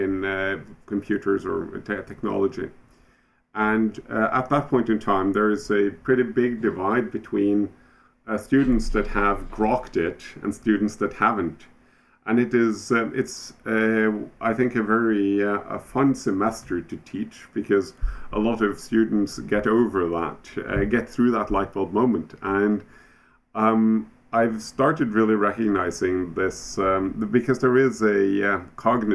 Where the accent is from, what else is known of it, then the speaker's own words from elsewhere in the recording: Oslo, Norway; I'm from Oslo, Norway.